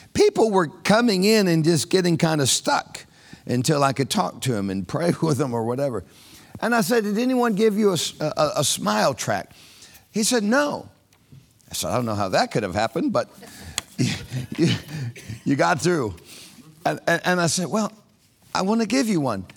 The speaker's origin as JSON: {"language": "English", "town": "Orlando", "region": "Florida", "country": "United States", "said": "a guy from Orlando, Florida"}